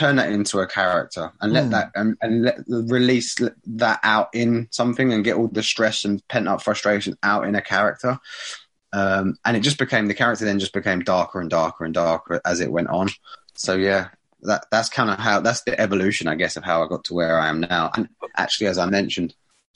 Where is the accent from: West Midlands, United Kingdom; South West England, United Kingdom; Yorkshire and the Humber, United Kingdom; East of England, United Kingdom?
East of England, United Kingdom; Borehamwood; Borehamwood's my hometown.